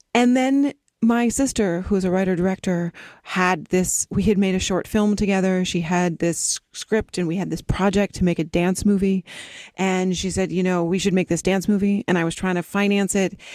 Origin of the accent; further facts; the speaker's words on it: East Coast, United States; now in Los Angeles, United States; I grew up on the East Coast, and then my family moved out to the West Coast, and I moved down to L